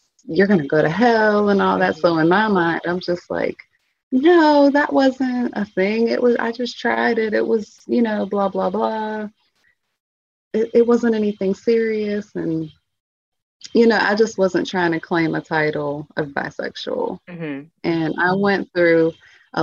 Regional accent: Pittsburgh, Pennsylvania, United States; also born or lived in Atlanta; I'm from Pittsburgh, but I moved to Atlanta and then I moved back

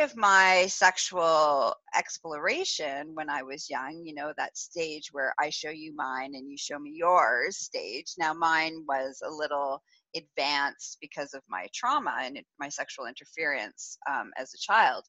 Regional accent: Northern Ontario, Canada; I grew up in Northern Ontario, so in a small town

